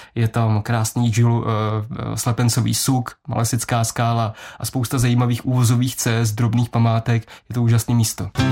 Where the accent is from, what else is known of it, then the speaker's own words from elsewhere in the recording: Město Touškov, Plzeň Region, Czechia; moved away as an adult; now in Plzeň, Czechia; já pocházím, já mu říkám malého českého Krumlova, což je samozřejmě legrace z města Touškova, to je asi 10 kilometrů od Plzně a v Plzni žiju teďka zhruba 10 let